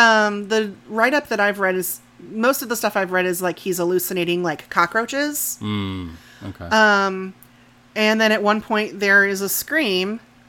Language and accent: English; Midwest, United States; I'm from the Midwest